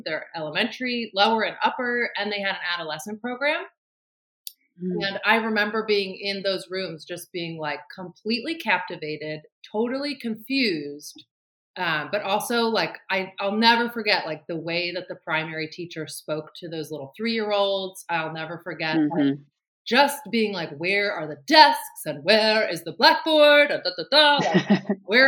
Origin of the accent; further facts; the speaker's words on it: Baltimore, Maryland, United States; also born or lived in Annapolis; I'm from the Baltimore area